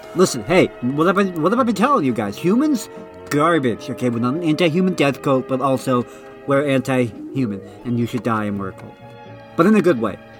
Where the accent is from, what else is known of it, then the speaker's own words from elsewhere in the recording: Oregon, United States; I'm from Oregon